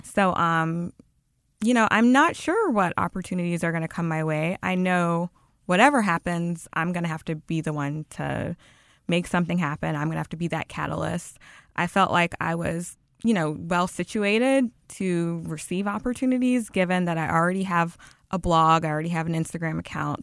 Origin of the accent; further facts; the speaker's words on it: Baton Rouge, Louisiana, United States; moved away as an adult; also born or lived in Los Angeles / France; I was born and raised in Baton Rouge, lived there all of my life.